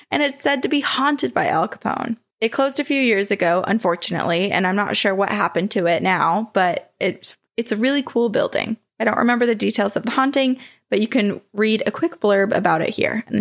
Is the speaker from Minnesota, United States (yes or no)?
no; St. Charles, Illinois, United States; My hometown of St. Charles, Illinois